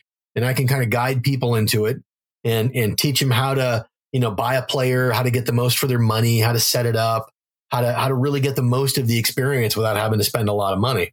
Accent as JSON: {"language": "English", "region": "North Dakota", "country": "United States", "tie": "born or raised there", "also_born_or_lived": "Wisconsin", "moved": "yes", "said": "I grew up in North Dakota"}